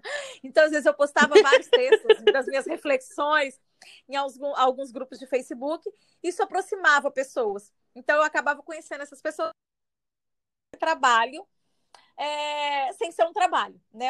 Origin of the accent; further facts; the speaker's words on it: Minas Gerais, Brazil; moved away as an adult; now in Espírito Santo, Brazil; saí de Minas, estou no Espírito Santo